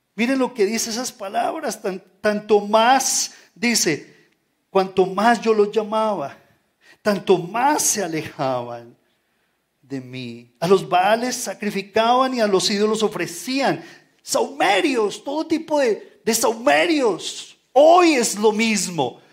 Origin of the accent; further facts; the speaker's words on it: Colombia; tenemos que levantar nuestra bandera como colombianos